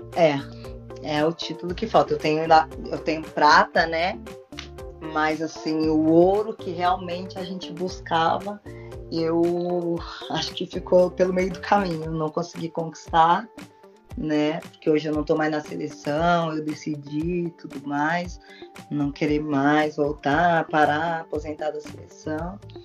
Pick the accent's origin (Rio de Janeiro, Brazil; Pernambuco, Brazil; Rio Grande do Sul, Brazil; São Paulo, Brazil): Rio Grande do Sul, Brazil; Porto Alegre; now in Portugal; eu sou gaúcha de Porto Alegre, né? É, eu comecei a jogar na escola, né, com seis, sete anos